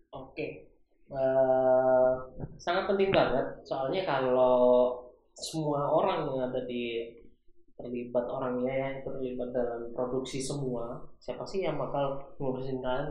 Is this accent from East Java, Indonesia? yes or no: yes; Malang, East Java, Indonesia; moved away as an adult; also born or lived in Batam; kampung halamanku di Malang